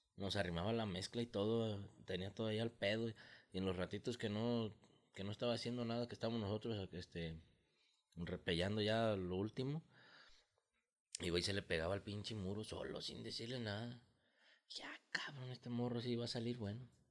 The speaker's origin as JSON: {"language": "Spanish", "town": "El Arenal", "region": "Jalisco", "country": "Mexico", "said": "somos de aquí de Arenal"}